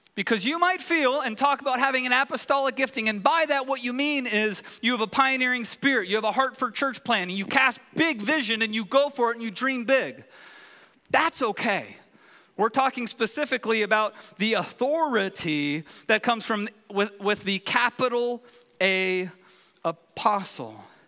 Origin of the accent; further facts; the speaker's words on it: California, United States; moved away; we're from California